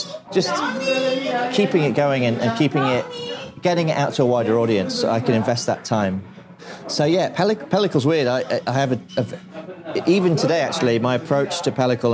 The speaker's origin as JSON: {"language": "English", "town": "Lincoln", "region": "East Midlands", "country": "United Kingdom", "also_born_or_lived": "London", "moved": "as an adult", "lives_now": "Manchester, United Kingdom", "said": "I'm not from London, I'm from Lincoln."}